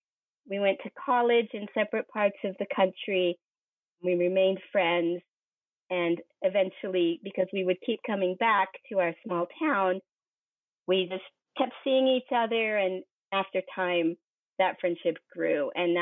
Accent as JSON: {"language": "English", "region": "Western Colorado", "country": "United States", "tie": "born or raised there", "moved": "as an adult", "lives_now": "Afghanistan", "said": "I'm from Colorado. I'm from the western side of Colorado in the Rocky Mountains. It's rural, it's ranch country. It's absolutely the most beautiful place in the world to be from. I grew up there with deep roots in this little small mountain town."}